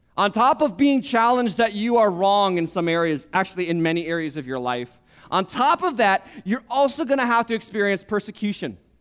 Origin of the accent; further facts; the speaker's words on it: United States; We're in America. We're American Christians